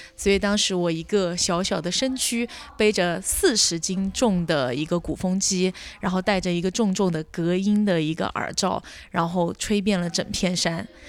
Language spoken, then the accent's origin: Chinese; Kangding, Sichuan, China; also born or lived in United States / United Kingdom; now in Hangzhou, China; 生长在青藏高原腹地，美丽的情歌的故乡康定，因为工作的原因来到了杭州